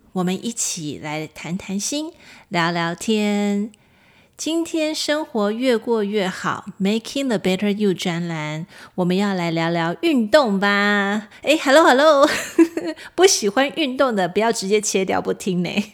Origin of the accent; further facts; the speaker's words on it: Kaohsiung, Taiwan; 我高雄人嘛，我住在高雄，我其实现在的住家也是临近高雄爱河